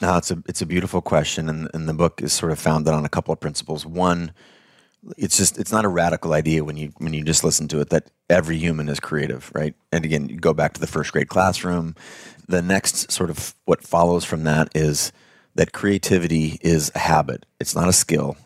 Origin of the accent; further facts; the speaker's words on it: United States; I'm white, I'm male, I was born in America